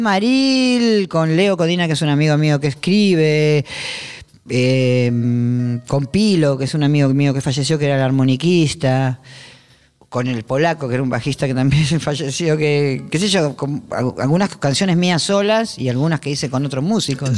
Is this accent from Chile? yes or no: no; Buenos Aires, Argentina; accent: porteño; moved away as an adult; also born or lived in Spain; Yo siempre hablé argento y soy muy porteña hablando